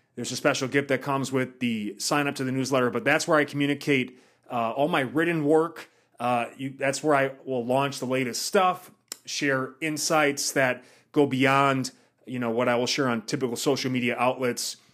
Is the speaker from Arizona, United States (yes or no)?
no; Wisconsin, United States; moved away; I'm from Wisconsin, so I know what that's like during the winters